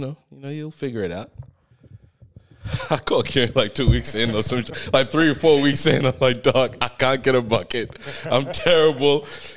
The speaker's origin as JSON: {"language": "English", "country": "Australia", "said": "I'm Australian, but I was imported to come help the team."}